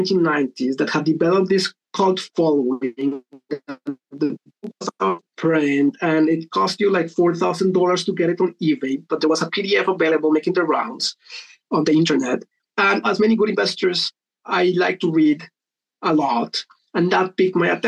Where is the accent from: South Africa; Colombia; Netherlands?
Colombia; moved away as an adult; now in United Kingdom; I was born and raised in Colombia, came to the UK to do an MBA in 2009.